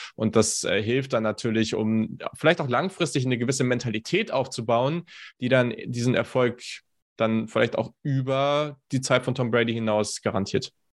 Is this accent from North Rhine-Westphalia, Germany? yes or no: no; Hanover, Lower Saxony, Germany; ich komme aus Hannover